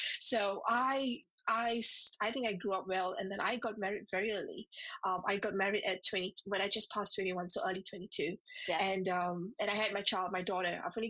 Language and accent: English; Singapore; moved away as an adult; now in United Kingdom; I remember when I came to the UK, I was from Singapore. So when I came from Singapore to the UK, that was about 9 years back.